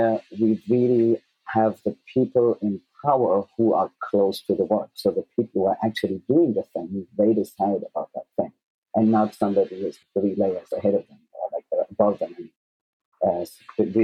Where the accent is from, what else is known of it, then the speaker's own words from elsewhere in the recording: Germany; I grew up in Germany